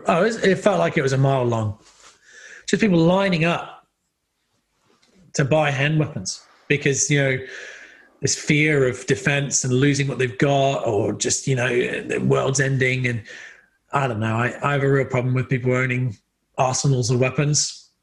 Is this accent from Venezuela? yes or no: no; England, United Kingdom; I come from England. I'm used to paying a lot of tax.